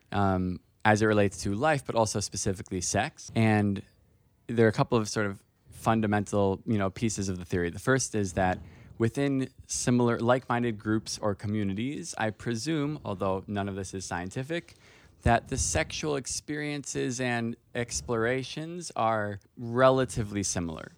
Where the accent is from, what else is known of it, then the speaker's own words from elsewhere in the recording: Miami Beach, Florida, United States; I'm from Miami Beach, Florida, so mm-hmm. the community that I grew up in was like pretty religious